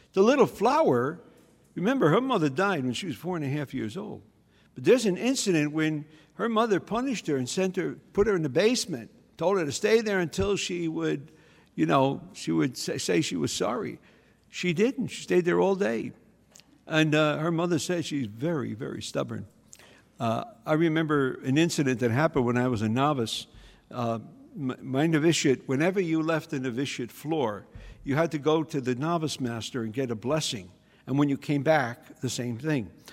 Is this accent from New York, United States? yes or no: yes; New York City, New York, United States; I grew up in the Bronx